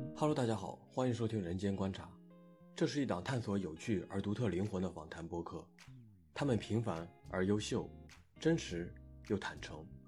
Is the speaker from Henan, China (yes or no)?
yes; Henan, China; moved away; 虽然我人远在青岛，但其实作为河南人